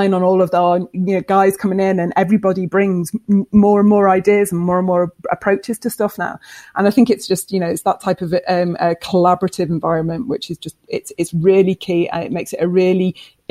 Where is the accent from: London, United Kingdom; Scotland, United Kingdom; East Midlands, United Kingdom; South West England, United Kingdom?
Scotland, United Kingdom; because we're Scottish